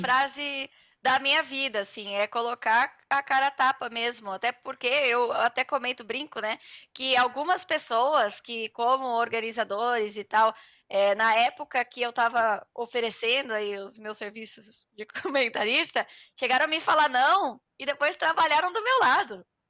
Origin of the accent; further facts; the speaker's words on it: Itu, São Paulo, Brazil; eu venho é, de Itu, no interior de São Paulo